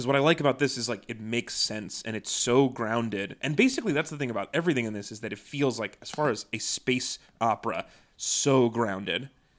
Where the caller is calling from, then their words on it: Mississauga, Ontario, Canada; I forgot to mention this at the beginning, but I'm recording today from Mississauga, Ontario. So I've been watching a lot of Canadian TV.